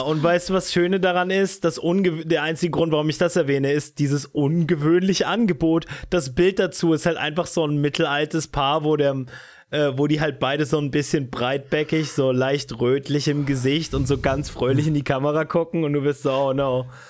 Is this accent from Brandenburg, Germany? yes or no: yes; Brandenburg, Germany; ich als Brandenburger